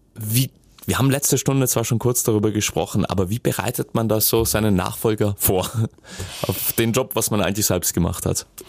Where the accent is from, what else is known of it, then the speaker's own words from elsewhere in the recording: South Tyrol, Trentino-Alto Adige, Italy; wir Südtiroler